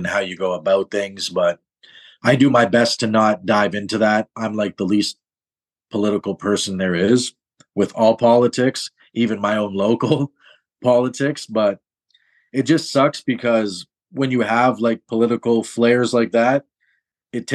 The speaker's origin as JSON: {"language": "English", "town": "Toronto", "region": "Ontario", "country": "Canada", "tie": "born or raised there", "moved": "yes", "lives_now": "Montreal, Canada", "said": "I'm born and raised in Toronto"}